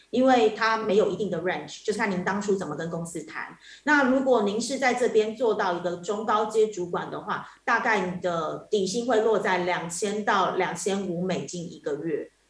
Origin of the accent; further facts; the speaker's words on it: Taiwan; moved away as an adult; now in Cambodia; 我是台湾人，然后我到柬埔寨这边大概三年左右的时间。那我目前是从事证券业